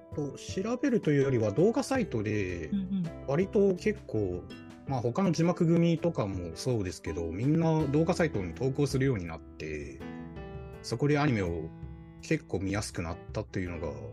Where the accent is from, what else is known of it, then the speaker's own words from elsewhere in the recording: Shanghai, China; moved away; also born or lived in Ningbo, Zhejiang, China; 一応生まれは浙江省の、まあ、寧波という町でしたけど、小学校からずっと上海で